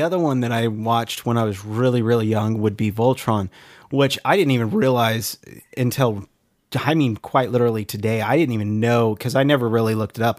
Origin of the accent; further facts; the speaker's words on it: California, United States; it's my home state